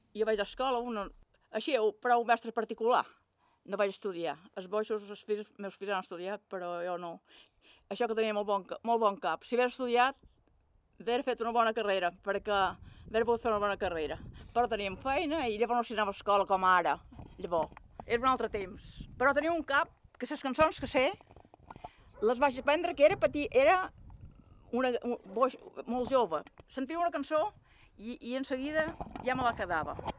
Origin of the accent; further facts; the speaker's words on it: Sant Jordi de ses Salines, Balearic Islands, Spain; Vaig néixer a Sant Jordi